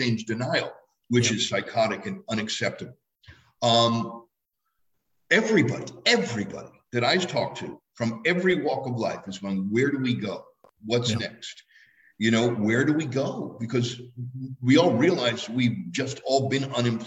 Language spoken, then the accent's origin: English; New York City, New York, United States; moved away as an adult; now in Los Angeles, United States; I grew up in Manhattan. I'm a New York City guy